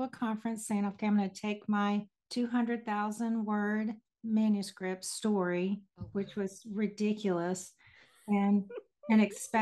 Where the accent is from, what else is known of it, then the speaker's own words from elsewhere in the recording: Houston, Texas, United States; moved away as an adult; also born or lived in Hickory, North Carolina; I was raised in Houston, Texas, and I will always be a Texas girl